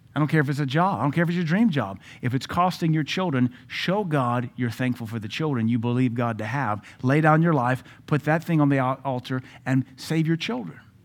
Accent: United States; an American man and a pastor

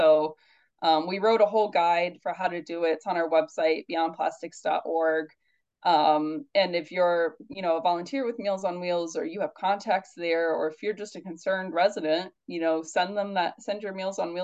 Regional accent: Indiana, United States; now in New York, United States; I'm from Indiana, but I live in New York now

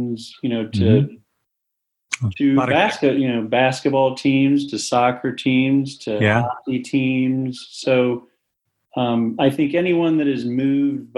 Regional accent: Waynesboro, Pennsylvania, United States; I grew up in a small town, Waynesboro, Pennsylvania, about three stoplights

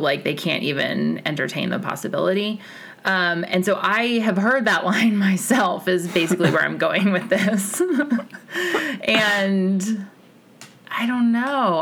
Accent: Kansas, United States; I was born in Kansas

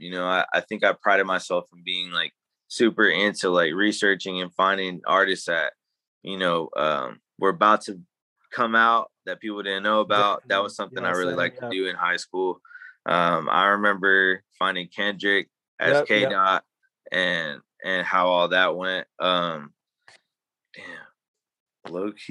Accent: Dallas, Texas, United States; growing up in Dallas, I learned a lot of different things

